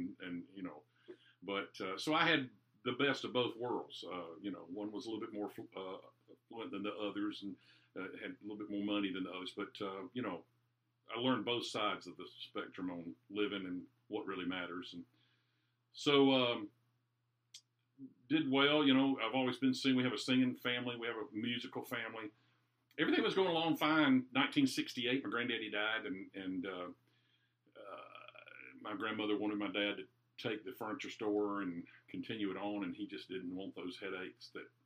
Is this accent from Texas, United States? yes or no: no; Durham, North Carolina, United States; I grew up in Durham, North Carolina.